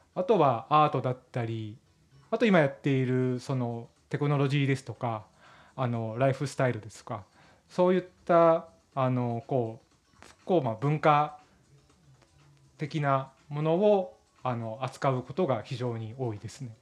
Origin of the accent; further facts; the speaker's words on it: Miyazaki, Japan; moved away as an adult; now in Tokyo, Japan; 出身は宮崎県なんですが、えー、大学、はい、うん、大学進学とともに上京しまして